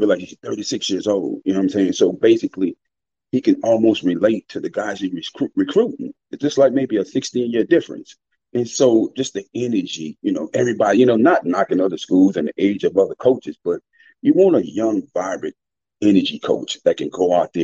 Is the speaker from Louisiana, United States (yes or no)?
yes; New Orleans, Louisiana, United States; I grew up in New Orleans